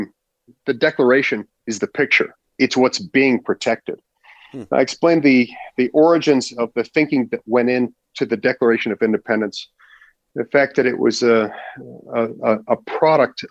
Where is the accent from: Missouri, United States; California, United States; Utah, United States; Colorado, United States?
Utah, United States; growing up in Utah.